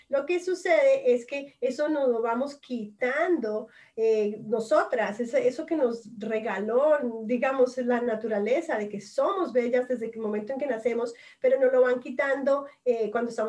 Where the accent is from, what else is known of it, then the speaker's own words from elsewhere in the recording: Colombia; como todas aquí somos latinas, nacemos sensuales